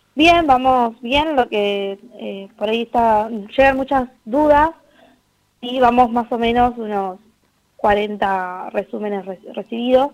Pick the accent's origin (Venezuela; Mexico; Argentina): Argentina; Quilmes, Buenos Aires Province; yo soy de Quilmes